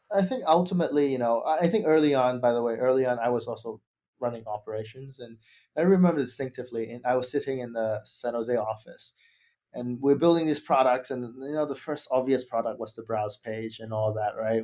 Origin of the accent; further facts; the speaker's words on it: Australia; moved away; I'm actually from Australia